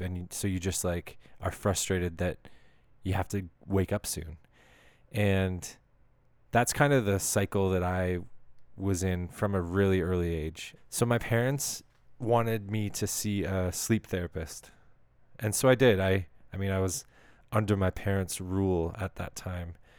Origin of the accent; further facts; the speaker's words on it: Canada; as a Canadian